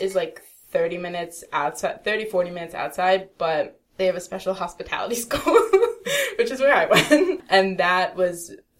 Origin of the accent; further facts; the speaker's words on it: East Coast, United States; That's what I miss about, like, growing up on the East Coast. New York was 4 hours away. Philly was an hour and a half away.